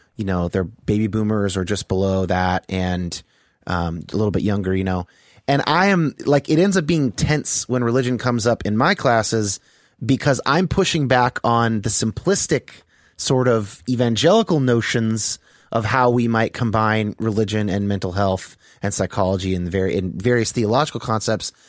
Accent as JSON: {"language": "English", "area": "Bay Area", "region": "California", "country": "United States", "tie": "born or raised there", "moved": "yes", "lives_now": "Seattle, United States", "said": "I grew up in, uh, the Bay Area in California."}